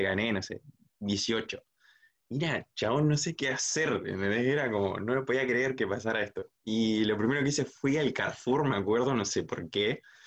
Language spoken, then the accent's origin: Spanish; Zárate, Buenos Aires Province, Argentina; por acá, por Zárate City, de donde soy sí. Zárate, provincia de Buenos Aires